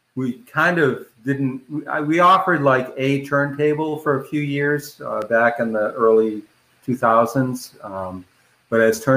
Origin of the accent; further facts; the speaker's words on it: Boston, Massachusetts, United States; I grew up in the Boston area of Massachusetts